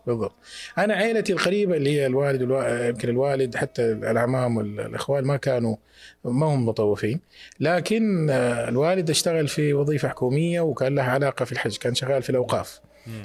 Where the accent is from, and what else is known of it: Mecca, Makkah Province, Saudi Arabia; born or raised there